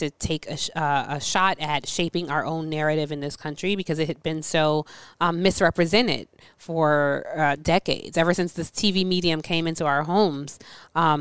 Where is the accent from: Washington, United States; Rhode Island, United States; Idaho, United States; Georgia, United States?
Georgia, United States; Atlanta; I grew up in Atlanta